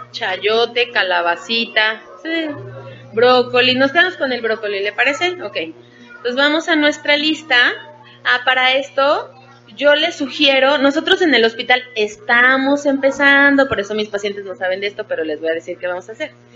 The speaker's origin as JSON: {"language": "Spanish", "region": "Puebla", "country": "Mexico", "moved": "yes", "lives_now": "Mexico City, Mexico", "said": "yo soy de Puebla"}